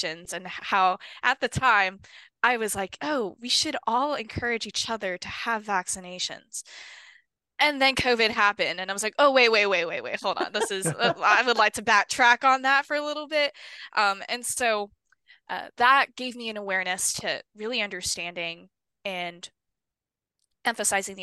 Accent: Honolulu, Hawaii, United States; moved away as an adult; now in Arizona, United States; I was born and raised in Honolulu, Hawaii

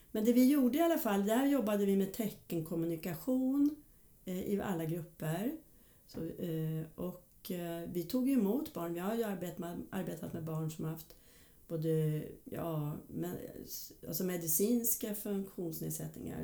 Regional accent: Hudiksvall, Gävleborg County, Sweden; moved away as an adult; also born or lived in Stockholm; född och uppvuxen i Hudiksvall. Men eh, när jag var ja, 18 tror jag var så flyttade jag till eh, Stockholm

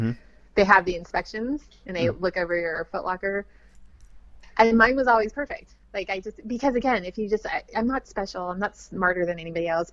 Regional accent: West Coast, United States; moved away as an adult; I was from the West Coast

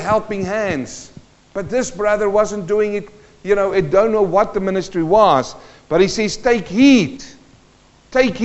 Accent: South Africa; also born or lived in New Zealand; now in Carrum Downs, Australia; I was born in South Africa in a mining community. My dad worked in the gold mines.

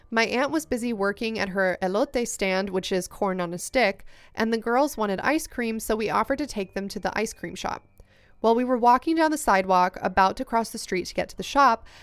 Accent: United States; I mentioned that I'm Mexican American, so growing up, I would visit Mexico to see my family.

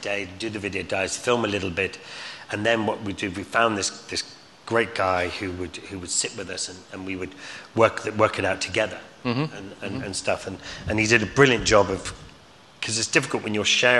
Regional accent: Scotland, United Kingdom; But then, you know, being Scottish, I wasn't going to get any of that.

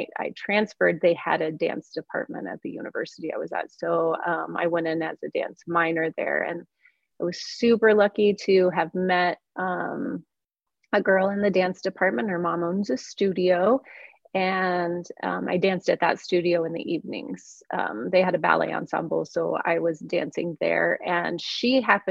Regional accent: Cortez, Colorado, United States; moved away as an adult; also born or lived in Wyoming / Hawaii / Las Vegas; I'm from Cortez, Colorado

